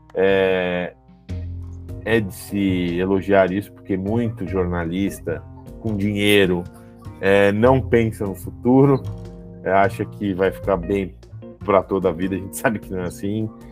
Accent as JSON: {"language": "Portuguese", "country": "Brazil", "said": "a gente se vê como, como brasileiro"}